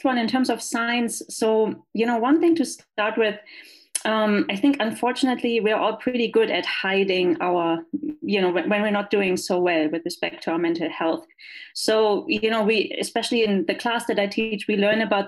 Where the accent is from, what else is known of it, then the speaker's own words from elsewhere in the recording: Germany; English is a second language; moved away as an adult; also born or lived in Los Angeles, United States; now in El Paso, United States; as you can tell from my accent, I am not from here. I'm from Germany.